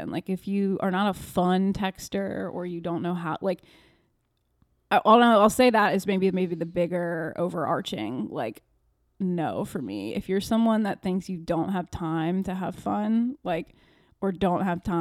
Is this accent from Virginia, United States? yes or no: yes; Virginia, United States; I'm from Virginia.